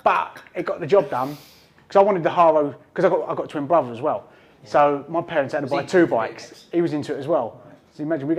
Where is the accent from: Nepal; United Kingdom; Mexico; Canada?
United Kingdom; London; because we're from London, so me and my brother, we'd only ever go down on holidays.